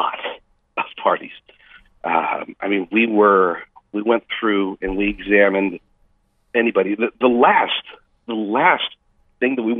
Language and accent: English; United States; I'm an American.